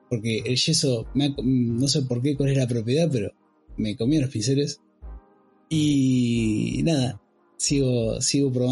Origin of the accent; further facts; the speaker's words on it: Necochea, Buenos Aires Province, Argentina; now in Tandil, Argentina; la ciudad de Necochea, vivo en Tandil hace varios años, pero en la ciudad de Necochea arranqué con esto